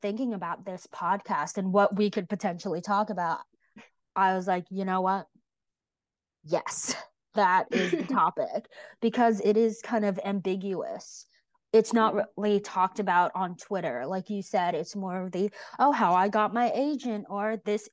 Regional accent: United States; as an American

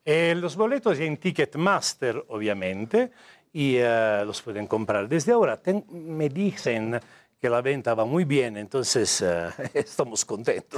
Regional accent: Italy; Spanish is a second language; moved away as an adult; also born or lived in Pune, India; now in Mexico; Sono italiano di nascimento

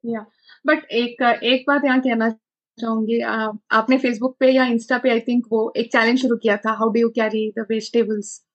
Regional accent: Belgaum, Karnataka, India; मैं बेलगम से हूँ

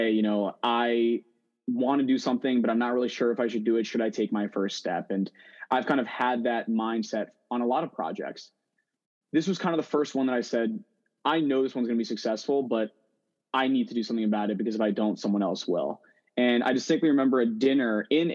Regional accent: New Jersey, United States; also born or lived in New York City; I'm from New Jersey

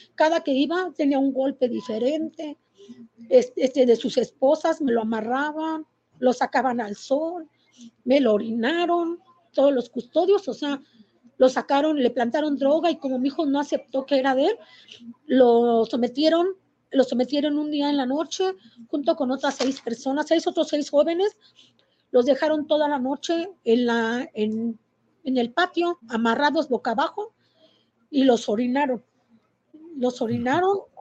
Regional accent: Querétaro, Mexico; soy de aquí de Querétaro

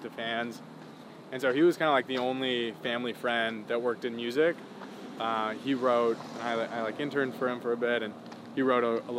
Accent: Chicago, Illinois, United States; also born or lived in Winnetka, Illinois; Born and raised in Chicago, in the city originally, so Lincoln Park.

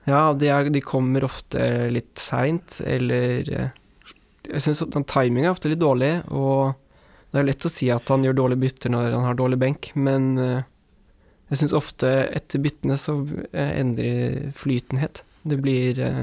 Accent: Norway; for meg som nordmann

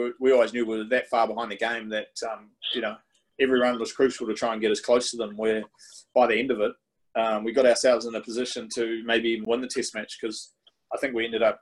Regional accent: New Zealand; as a kid growing up in New Zealand

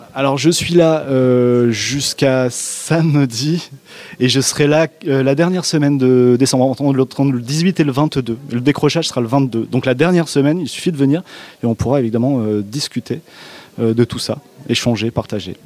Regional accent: Périgord Noir, near Sarlat, Nouvelle-Aquitaine, France; je suis du Périgord Noir, donc de Sarlat, en Périgord Noir, proche de Sarlat

